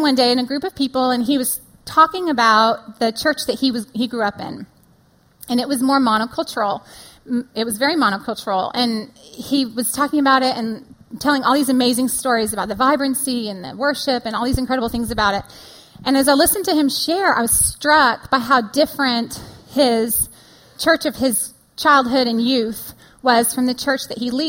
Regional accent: California, United States; moved away as an adult; now in Austin, United States; California born and bred

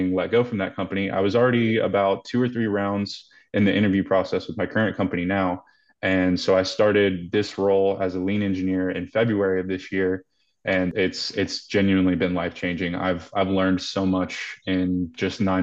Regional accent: Greensboro, North Carolina, United States; moved away as an adult; now in Denver, United States; I'm born and raised in Greensboro, North Carolina. So I've been a Carolina boy all my life.

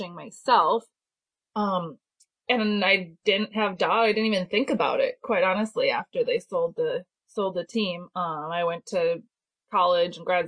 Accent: Wisconsin, United States; moved away; I grew up in Wisconsin and my parents were mushers

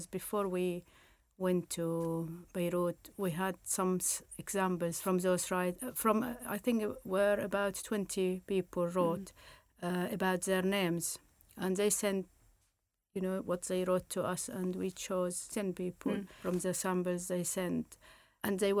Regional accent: Syria; moved away; I came from Syria

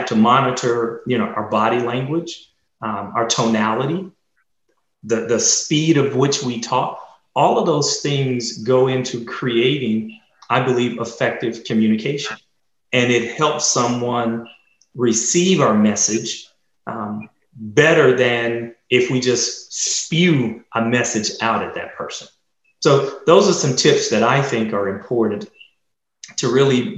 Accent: Dallas, Texas, United States; growing up in Oak Cliff

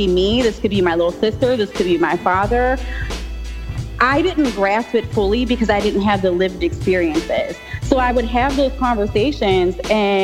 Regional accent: Pittsburgh, Pennsylvania, United States; also born or lived in Buffalo, New York; I grew up in the west side of Pittsburgh. I went to Langley High School.

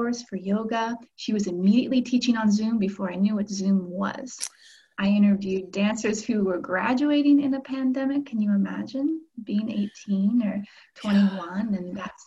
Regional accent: Oregon, United States; moved away as an adult; also born or lived in California; now in Paris, France; I was born in California and raised in Oregon

